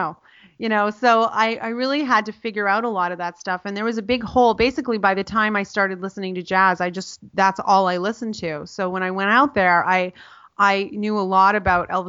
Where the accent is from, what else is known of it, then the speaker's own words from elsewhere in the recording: Canada; moved away; I'm Canadian, so my undergrad was in Canada